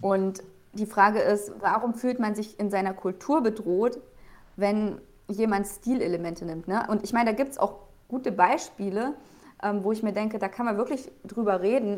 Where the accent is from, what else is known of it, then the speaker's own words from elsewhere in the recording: Thuringia, Germany; now in Bavaria, Germany; komme ursprünglich ja auch nicht aus Bayern, ich komme aus Thüringen